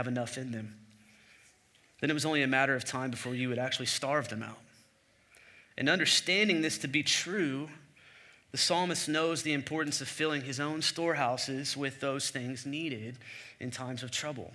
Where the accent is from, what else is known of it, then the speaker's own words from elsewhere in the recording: the Bible Belt, United States; I grew up in the Bible Belt